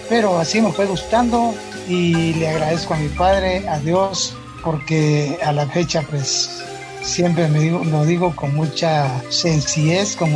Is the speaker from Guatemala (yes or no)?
yes; Coatepeque, Quetzaltenango, Guatemala; yo soy de Coatepeque, Quetzaltenango